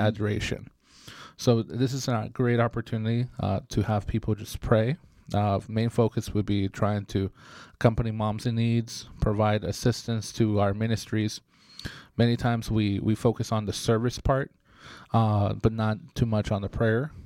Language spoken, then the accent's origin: English; Bay Area, California, United States; now in Sacramento, United States; I grew up in the Bay Area